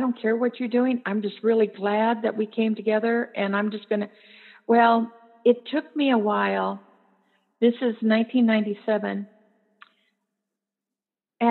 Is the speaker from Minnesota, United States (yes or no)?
yes; New Ulm, Minnesota, United States; my hometown of New Ulm, Minnesota